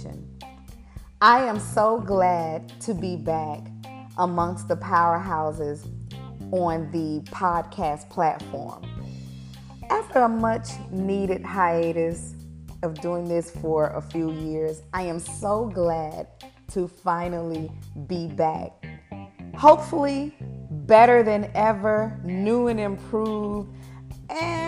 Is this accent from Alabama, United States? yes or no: yes; Alabama, United States; I grew up in Alabama